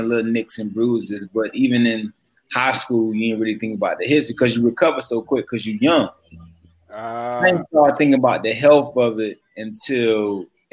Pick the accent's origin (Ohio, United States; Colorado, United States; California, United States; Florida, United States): Florida, United States; Miami; I was born and raised in Liberty City